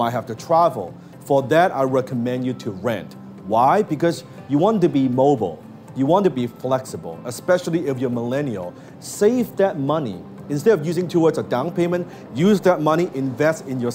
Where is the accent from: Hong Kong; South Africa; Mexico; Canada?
Hong Kong; I was born in Hong Kong